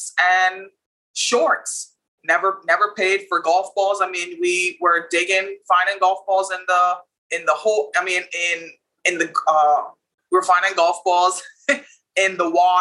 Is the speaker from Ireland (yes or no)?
no; Bahamas; Childhood in the Bahamas was amazing